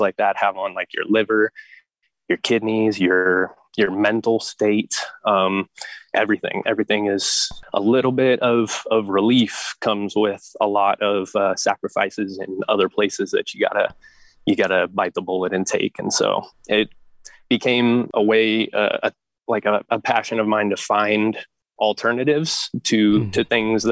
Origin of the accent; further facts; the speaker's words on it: Turlock, California, United States; my home in Turlock